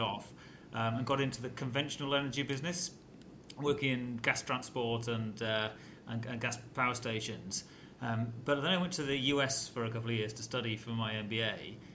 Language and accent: English; North Wales, United Kingdom; I grew up in North Wales